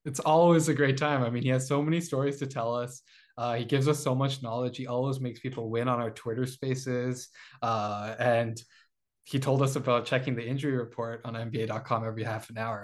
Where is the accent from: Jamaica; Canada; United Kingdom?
Canada; Toronto, Ontario; We're from Toronto.